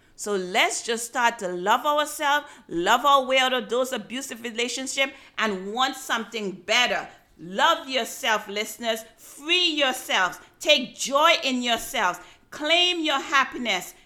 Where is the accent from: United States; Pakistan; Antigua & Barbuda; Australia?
Antigua & Barbuda; When I was growing up in Antigua